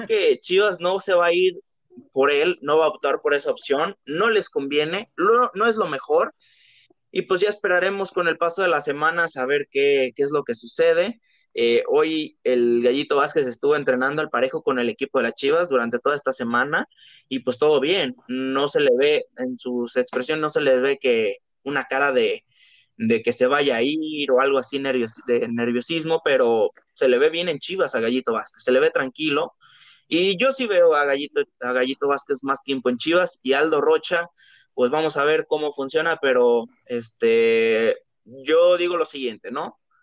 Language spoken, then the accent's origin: Spanish; Guadalajara, Jalisco, Mexico; nosotros somos de Guadalajara